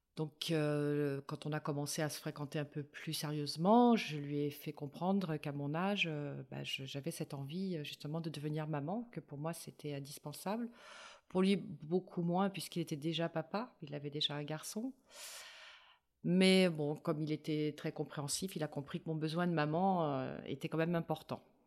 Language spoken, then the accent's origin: French; Paris, Île-de-France, France; moved away as an adult; je suis parisienne, moi, à la base